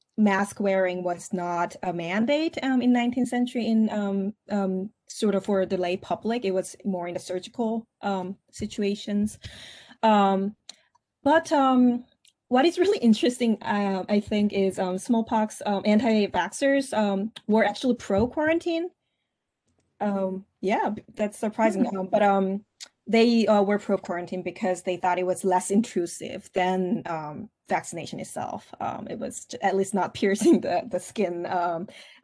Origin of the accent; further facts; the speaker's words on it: South Korea; English is a second language; moved away as an adult; now in Syracuse, United States; I grew up in Korea.